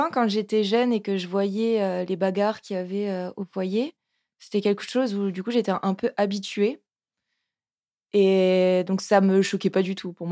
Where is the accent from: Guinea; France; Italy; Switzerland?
France; the South, southern France; accent: southern; now in Lyon, France; Quand je parle du Sud, je sens que mon accent